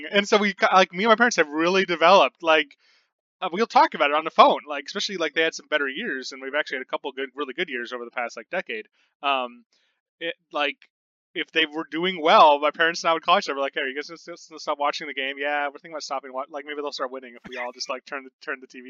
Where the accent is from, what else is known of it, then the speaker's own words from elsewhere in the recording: Seattle, Washington, United States; now in Kentucky, United States; I grew up in Seattle, Washington.